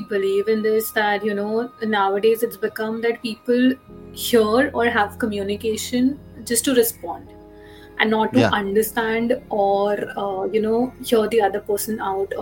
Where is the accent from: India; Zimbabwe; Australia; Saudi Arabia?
India; I'm from India, and I have been working as a therapist for over 4 years now